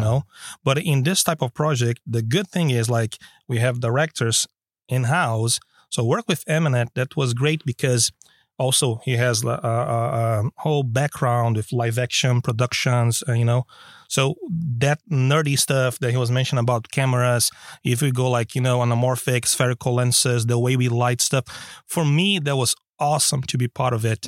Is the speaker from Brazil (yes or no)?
yes; Brazil; now in Stockholm, Sweden; I'm originally from Brazil